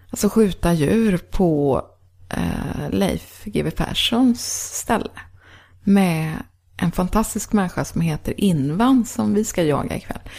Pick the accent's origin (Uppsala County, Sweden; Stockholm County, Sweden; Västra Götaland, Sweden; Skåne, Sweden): Västra Götaland, Sweden; Gothenburg; born there; now in Sörmland, Sweden; Nej, jag är född men i Göteborg.